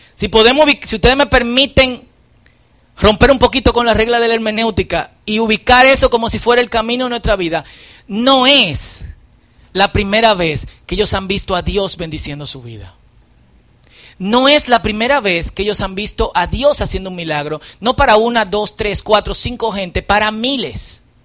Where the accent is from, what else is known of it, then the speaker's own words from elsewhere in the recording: Dominican Republic; En buen dominicano